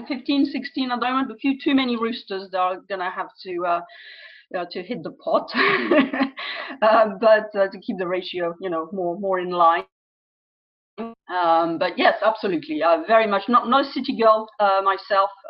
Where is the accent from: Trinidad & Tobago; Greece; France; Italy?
France; accent: French; also born or lived in United Kingdom; now in United States; I'm French, as you can probably tell from my name and possibly from my accent as well